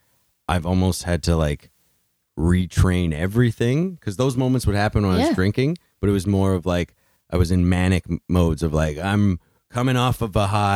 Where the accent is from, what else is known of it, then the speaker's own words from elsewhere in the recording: Thunder Bay, Ontario, Canada; moved away; also born or lived in Toronto area; growing up, I grew up in Thunder Bay.